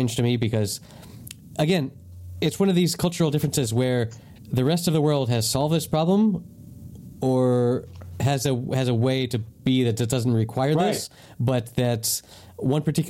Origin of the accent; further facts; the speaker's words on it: United States; moved away; also born or lived in Spain / United Kingdom; as an American and as someone that has lived in Spain and the UK